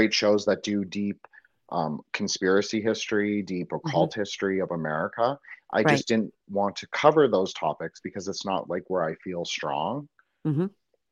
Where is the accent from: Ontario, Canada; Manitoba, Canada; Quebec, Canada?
Ontario, Canada; Toronto; I grew up in Toronto